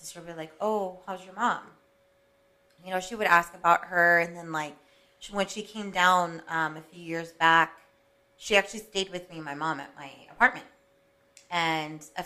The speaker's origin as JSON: {"language": "English", "region": "Hawaii", "country": "United States", "tie": "born or raised there", "said": "I was born in Hawaii"}